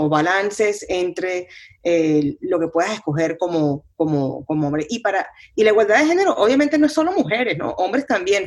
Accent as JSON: {"language": "Spanish", "country": "Venezuela", "tie": "born or raised there", "said": "mi, mi país, eh, donde, donde crecí en Venezuela"}